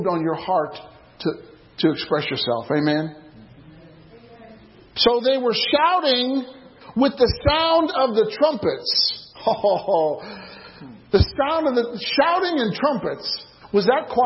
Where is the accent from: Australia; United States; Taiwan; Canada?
United States; Illinois; I was a single Christian growing up in Illinois